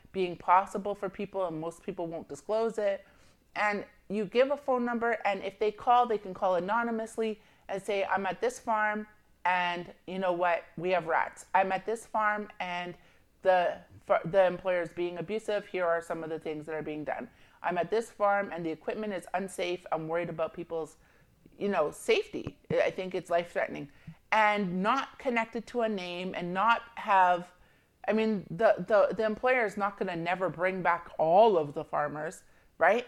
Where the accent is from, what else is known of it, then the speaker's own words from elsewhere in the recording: Jamaica; I'm Jamaican, and I have family that's obviously Jamaican